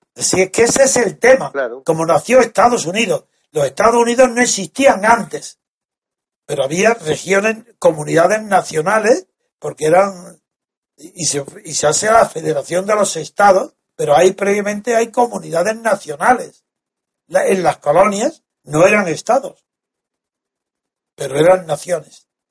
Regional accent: Spain

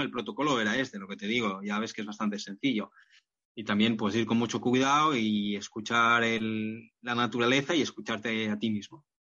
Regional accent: Barcelona, Catalonia, Spain; ahora en Barcelona, donde estoy y, de donde soy

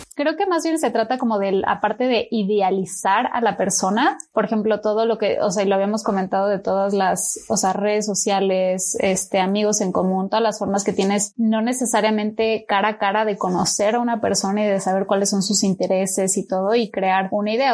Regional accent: Mexico; moved away; also born or lived in Chile; soy mexicana

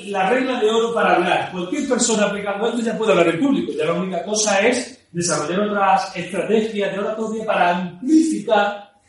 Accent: Ciudad Parque Suárez, Spain; Yo recuerdo, yo me crié en Ciudad Parque Suárez, conocí aquella zona.

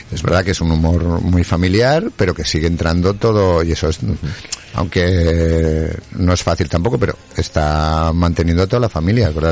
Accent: Aragon, Spain; aquí en Aragón

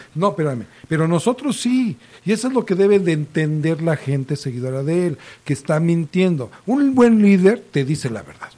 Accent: Mexico; como mexicanos

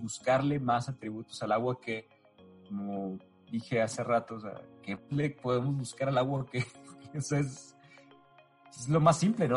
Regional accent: Los Mochis, Sinaloa, Mexico; yo, soy sinaloense, entonces soy de... Todo Sinaloa es costa, yo soy de Los Mochis, Sinaloa. Y Los Mochis, Sinaloa, aparte de que tomábamos agua a la llave desde que yo era chico

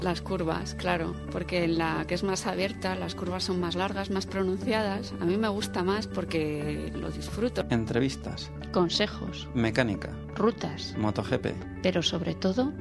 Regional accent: Spain; now in Bogotá, Colombia; llegamos los españoles aquí a, América

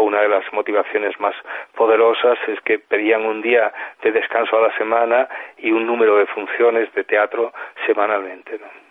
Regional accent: Mieres, Asturias, Spain; la única manera en Mieres, en mi pueblo, de, pues de participar en campeonatos

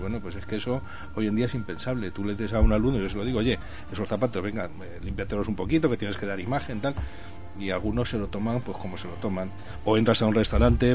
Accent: Madrid, Community of Madrid, Spain; moved away as an adult; now in Zaragoza, Spain; nací en Madrid, me crié en Madrid, trabajé en Madrid hasta los 20 años, luego ya me vine aquí a Aragón, a Zaragoza

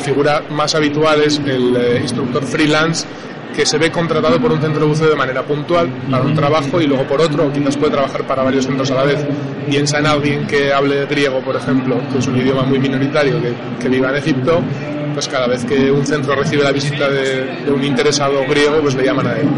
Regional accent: Navarre, Spain; soy navarro y en Navarra no tenemos mar

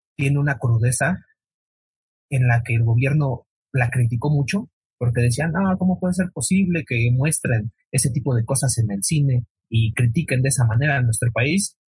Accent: Mexico City, Mexico; Acá en Iztapalapa, yo soy de Iztapalapa

